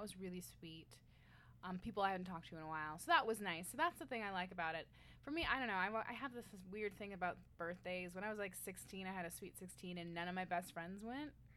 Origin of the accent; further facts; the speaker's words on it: Tucson, Arizona, United States; moved away as an adult; also born or lived in Flagstaff, Arizona; now in Scottsdale, United States; I'm from Tucson